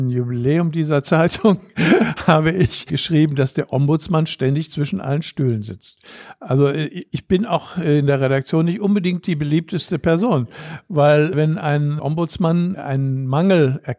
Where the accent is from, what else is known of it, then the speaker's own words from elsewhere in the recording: Düsseldorf, North Rhine-Westphalia, Germany; also born or lived in Brüggen; ich bin auch Düsseldorfer, bin zwar in Brüggen geboren, aber seit 1956 lebe ich hier.